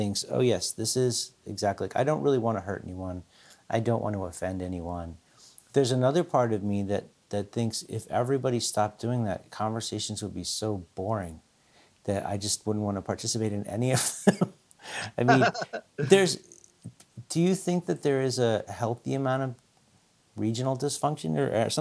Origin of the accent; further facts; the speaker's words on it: Philadelphia, Pennsylvania, United States; I grew up in Philadelphia